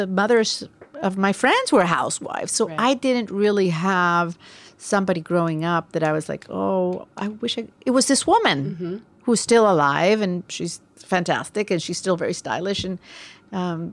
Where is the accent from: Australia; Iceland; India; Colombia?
Colombia; Barranquilla, Atlántico; now in New York, United States; I grew up in Barranquilla